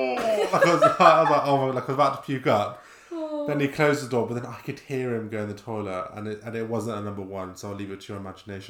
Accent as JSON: {"language": "English", "town": "Bristol", "region": "South West England", "country": "United Kingdom", "said": "Banksy Museum in town in Bristol. We're from Bristol, by the way."}